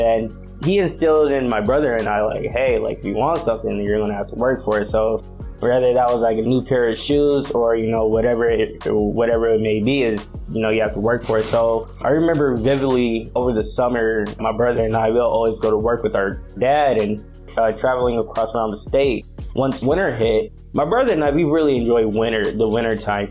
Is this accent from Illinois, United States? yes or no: no; Belleville, Michigan, United States; moved away as an adult; now in Los Angeles, United States; I actually grew up in Belleville, Michigan, which is not too far from Ann Arbor